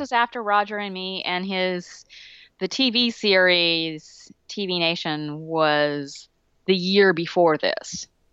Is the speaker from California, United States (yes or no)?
no; Alabama, United States; I grew up in Alabama.